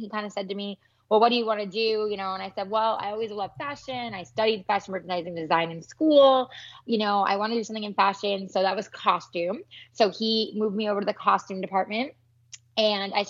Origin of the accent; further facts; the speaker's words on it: New York, United States; moved away as an adult; now in Los Angeles, United States; I'm originally from New York. I moved out to LA actually almost 10 years ago